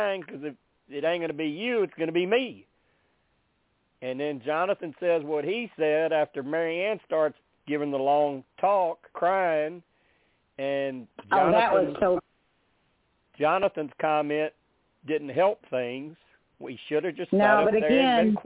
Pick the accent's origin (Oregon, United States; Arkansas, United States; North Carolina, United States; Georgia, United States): Arkansas, United States; I was raised in Arkansas.